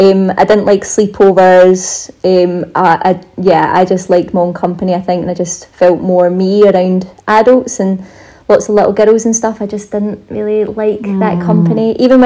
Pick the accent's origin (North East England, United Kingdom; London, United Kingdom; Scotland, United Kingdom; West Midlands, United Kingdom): Scotland, United Kingdom; accent: Scottish; Hopefully I'll have my Scottish accent back very soon.